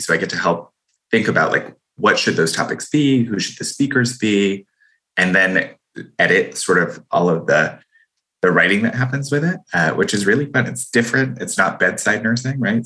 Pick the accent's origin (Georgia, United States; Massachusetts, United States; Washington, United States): Massachusetts, United States; Boston; I'm from Boston. That is that is literally a love language here